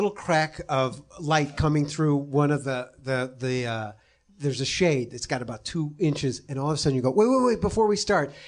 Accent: Chicago, Illinois, United States; I'm from Chicago

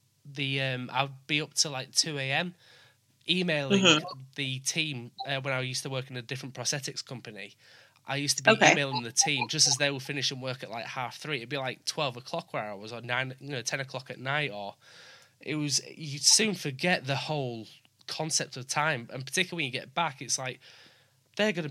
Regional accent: Yorkshire and the Humber, United Kingdom; accent: Yorkshire; I can speak quite quick and I've got a Yorkshire accent

